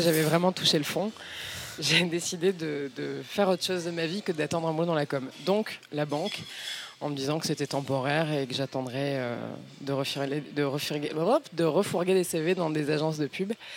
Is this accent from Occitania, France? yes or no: yes; Nîmes, Occitania, France; moved away as an adult; now in Paris, France; j'ai quitté Nîmes, Nîmes 140 et quelques mille habitants à l'époque